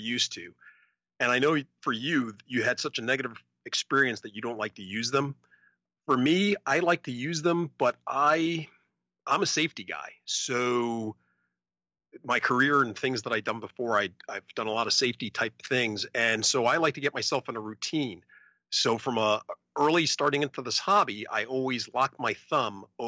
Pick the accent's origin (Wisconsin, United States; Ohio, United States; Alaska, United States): Alaska, United States; I'm from Alaska